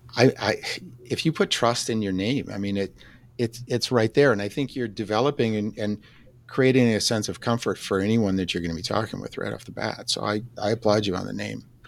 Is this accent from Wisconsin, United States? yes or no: yes; Wisconsin, United States; I'm from Wisconsin.